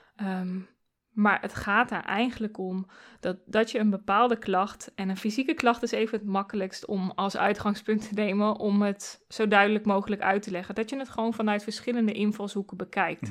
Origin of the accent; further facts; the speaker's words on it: Doetinchem, Gelderland, Netherlands; also born or lived in Arnhem; ik ben in Doetinchem geboren